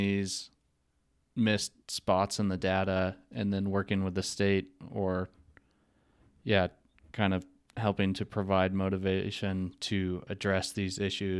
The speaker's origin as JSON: {"language": "English", "town": "Eureka", "region": "Montana", "country": "United States", "tie": "born or raised there", "moved": "yes", "lives_now": "Salt Lake City, United States", "said": "And I'm specifically from Eureka, Montana, which is a small town in the northwest corner. But from my experience growing up in a a community that was traditionally supported by logging"}